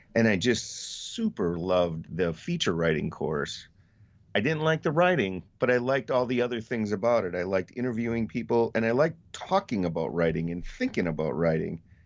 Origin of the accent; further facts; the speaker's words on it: Colby, Wisconsin, United States; now in Wausau, United States; I grew up in Colby, which is not too far from here